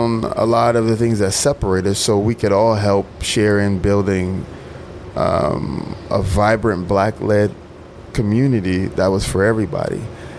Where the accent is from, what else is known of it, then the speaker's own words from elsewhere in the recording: Mississippi, United States; I'm a communitarian. I'm from Mississippi. I like being in little hole-in-the-wall fish shacks that are the best restaurants on the planet.